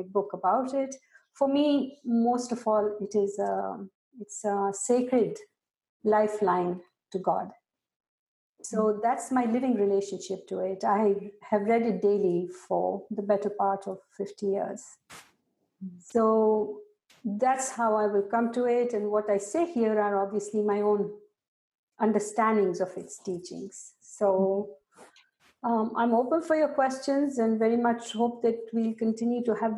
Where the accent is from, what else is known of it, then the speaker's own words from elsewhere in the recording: Pakistan; I grew up in Pakistan